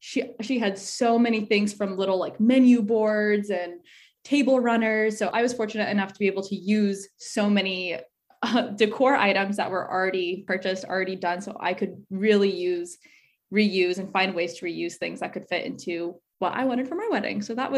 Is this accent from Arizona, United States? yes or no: yes; Arizona, United States; So for me, I'm originally from Arizona. So I was looking, so a lot of my family's there.